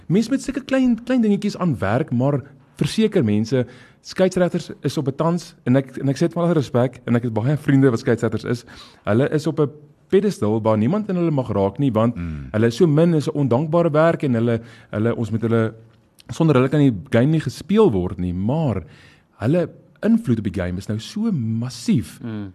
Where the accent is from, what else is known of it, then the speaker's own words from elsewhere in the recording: South Africa; ons is Suid-Afrikaners